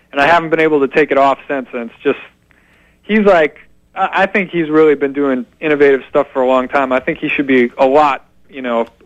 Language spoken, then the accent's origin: English; Detroit, Michigan, United States; born there; I was born in in the Detroit area in Michigan. Mm-hmm so that's where my family is actually from.